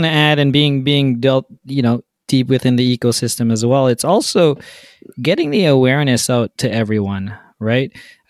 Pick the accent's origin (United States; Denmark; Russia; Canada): Canada; it's the Canadian in us